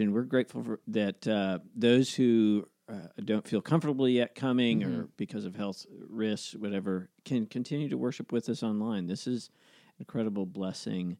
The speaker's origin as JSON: {"language": "English", "region": "Montana", "country": "United States", "tie": "born or raised there", "also_born_or_lived": "Dallas, Texas / Charlotte, North Carolina", "moved": "yes", "lives_now": "Indianapolis, United States", "said": "growing up in Montana"}